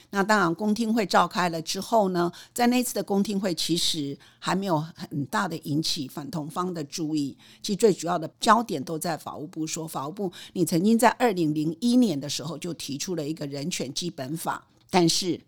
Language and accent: Chinese; Taiwan; 台大毕业、台大法研所